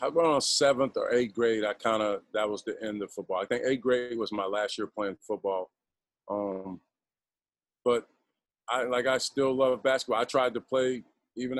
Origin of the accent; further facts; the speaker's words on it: New Orleans, Louisiana, United States; moved away as an adult; also born or lived in Baton Rouge / Houston / Atlanta / Sioux Falls; I grew up in New Orleans, Louisiana